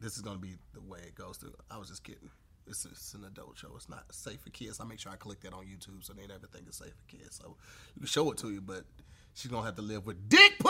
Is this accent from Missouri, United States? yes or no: yes; St. Louis, Missouri, United States; oh, I'm from St. Louis.